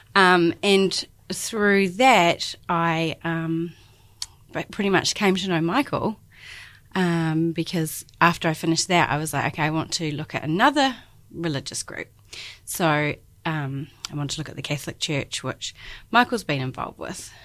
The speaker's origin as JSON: {"language": "English", "town": "Christchurch", "region": "Canterbury", "country": "New Zealand", "tie": "born or raised there", "moved": "as an adult", "lives_now": "Dunedin, New Zealand", "said": "I'm born and bred in Christchurch, and I've been in Dunedin the last ten years"}